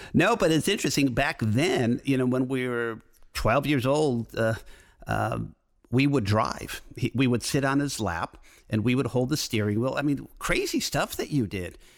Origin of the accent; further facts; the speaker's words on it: Detroit, Michigan, United States; moved away as an adult; also born or lived in Ann Arbor; now in Los Angeles, United States; I grew up in Detroit, so I'm used to driving in the snow